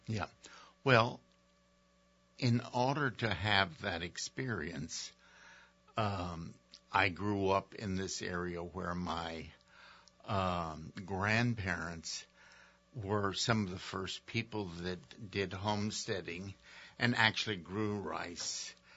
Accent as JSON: {"language": "English", "town": "Mamou", "region": "Louisiana", "country": "United States", "tie": "born or raised there", "moved": "yes", "said": "I grew up in Louisiana"}